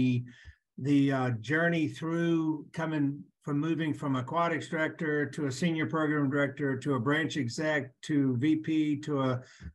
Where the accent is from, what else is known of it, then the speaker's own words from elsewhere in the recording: Lynchburg, Virginia, United States; also born or lived in Chattanooga, Tennessee; I was born and raised in Lynchburg, Virginia